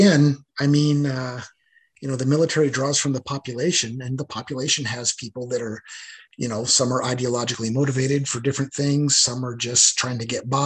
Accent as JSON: {"language": "English", "town": "Boise", "region": "Idaho", "country": "United States", "tie": "born or raised there", "moved": "as an adult", "said": "my hometown of Boise, Idaho, there just wasn't a lot of opportunity"}